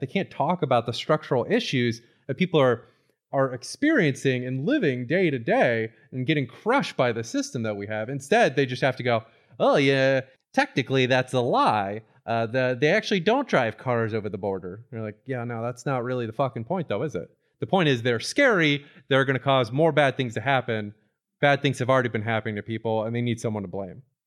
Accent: Florida, United States; my childhood growing up in Florida

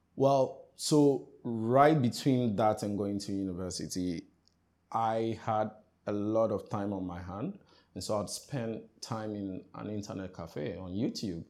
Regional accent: Accra, Greater Accra, Ghana; also born or lived in Keta, Volta Region, Ghana / Eastern Region, Ghana; I come from Ghana, specifically, if you ask me where my hometown is

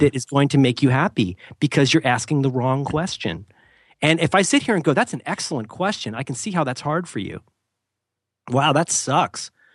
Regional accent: Florida, United States; moved away; I was from Florida and just hadn't had exposure to enough stuff

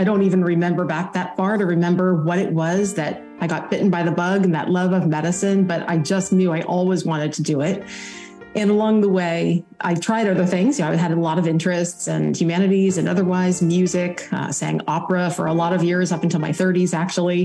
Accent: Illinois, United States; moved away as an adult; also born or lived in New England; now in North Carolina, United States; I grew up in Illinois, so my Midwesterner by birth and through up until college

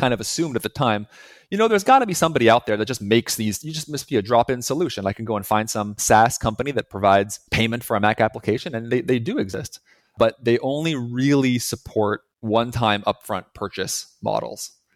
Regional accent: Montreal, Quebec, Canada; moved away as an adult; also born or lived in Boston; now in Montreal, Canada; we're both originally from Montreal, Canada

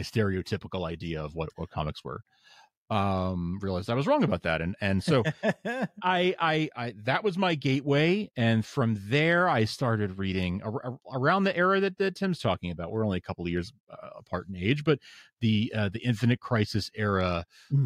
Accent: New York, United States; moved away as an adult; now in Boston, United States; I moved uh from from New York where I'd been living my whole life and where I grew up I moved up to to Boston

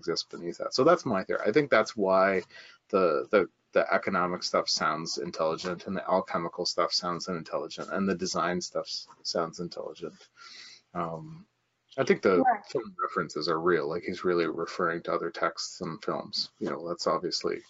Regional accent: Canada; I'm Canadian

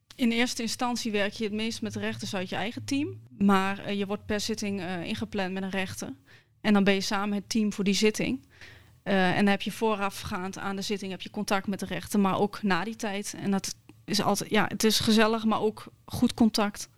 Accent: Hengelo, Overijssel, Netherlands; accent: Twents; ik eh, ben in Hengelo geboren

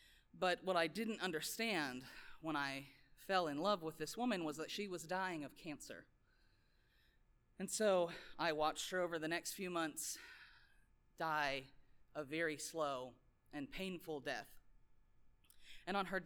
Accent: Lincoln, Nebraska, United States; I grew up in Lincoln, Nebraska

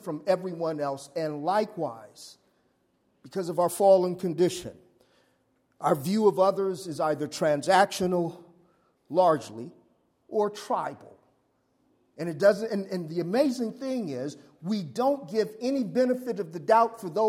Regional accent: Los Angeles, California, United States; I grew up in South Central

